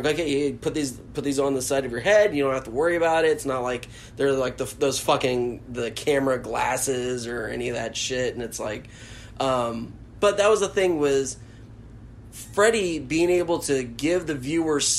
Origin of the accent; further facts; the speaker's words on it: Sanford, Florida, United States; I grew up in Sanford, which is our kind of like ghetto area of Central Florida